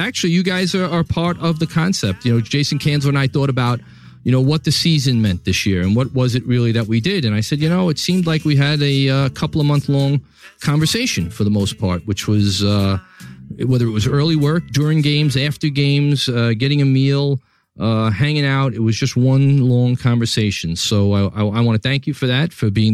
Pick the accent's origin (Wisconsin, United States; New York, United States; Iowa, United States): New York, United States; New York City; my hometown, New York City, here in Tribeca